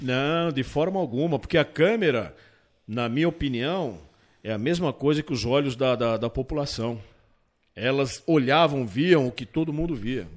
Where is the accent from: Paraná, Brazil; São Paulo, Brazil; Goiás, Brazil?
São Paulo, Brazil; eu sou de São Paulo, a minha família é daqui